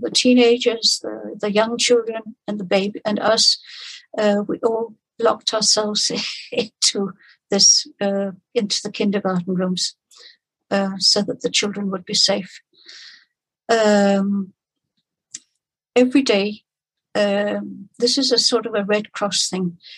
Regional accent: Denmark; I'm from Denmark and I worked in the refugee camp in uh, Copenhagen

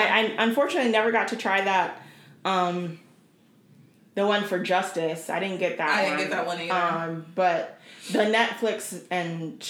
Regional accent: Portland, United States; my hometown of Portland.

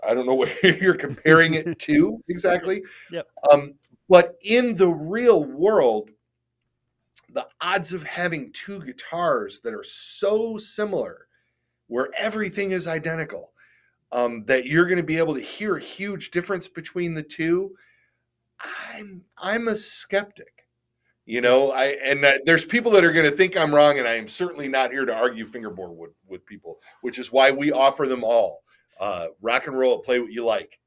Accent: Detroit, Michigan, United States; moved away as an adult; now in Toledo, United States; I grew up in Detroit

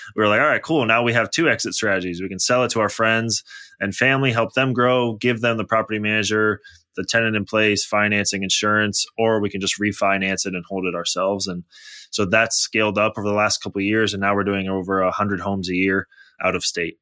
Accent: Bay Area, California, United States; also born or lived in Toronto / Los Angeles; I was born in Toronto, grew up in the Bay Area, then went to college in Los Angeles

